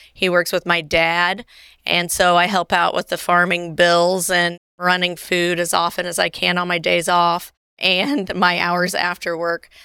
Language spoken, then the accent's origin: English; Carthage, Illinois, United States; I am actually from Carthage, Illinois, where I practice. I went away to school, but I'm a homegrown girl